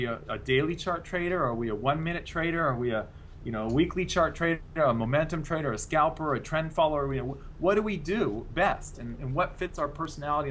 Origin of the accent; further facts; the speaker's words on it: United States; now in Australia; as an American living in Australia